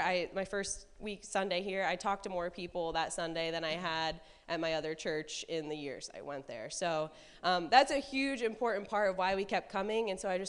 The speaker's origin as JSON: {"language": "English", "town": "Millersburg", "country": "United States", "moved": "yes", "lives_now": "Worcester, United States", "said": "Neither of us are from Worcester, and he's from Hudson, I'm from Millersburg, so we're not far, but having Southside was the first time we really felt a sense of community here"}